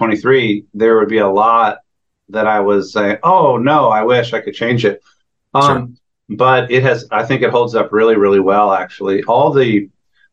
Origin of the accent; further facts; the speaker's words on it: Northern Virginia, United States; I grew up in the Northern Virginia area